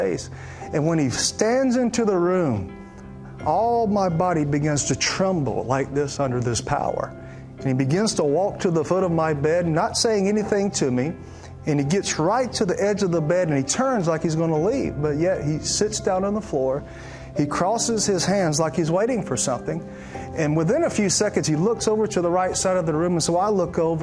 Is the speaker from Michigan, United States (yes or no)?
no; Alabama, United States; I grew up in Alabama, and there was a church on every single corner